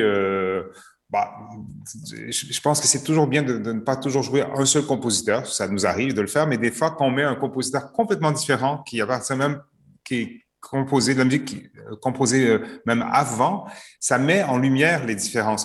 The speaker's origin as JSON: {"language": "French", "country": "Canada", "also_born_or_lived": "Montreal", "moved": "yes", "said": "Je suis canadien d'origine."}